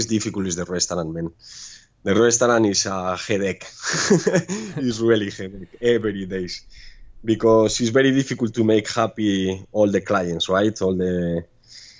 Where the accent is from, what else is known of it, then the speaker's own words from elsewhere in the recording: Pamplona, Navarre, Spain; English is a second language; moved away as an adult; also born or lived in Ibiza; now in Ko Lipe, Thailand; I'm from Pamplona, but my last four years was in Spain, was in Ibiza, working in a club.